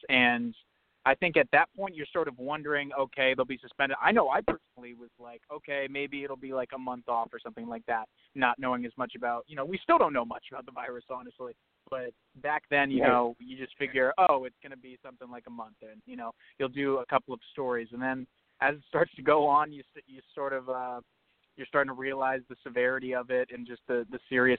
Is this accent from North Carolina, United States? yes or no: no; South Florida, United States; moved away as an adult; also born or lived in New Hampshire / Boston; I was born in New Hampshire in sort of the New England region. My dad worked in Boston for a number of years, but my whole family's based out of there. But I grew up in South Florida. I moved there actually when I was one and pretty much had my whole adolescence and through high school there